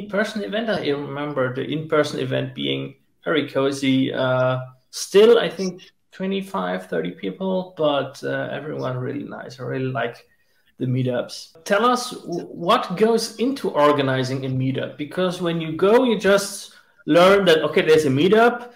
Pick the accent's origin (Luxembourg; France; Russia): Luxembourg; It's my home country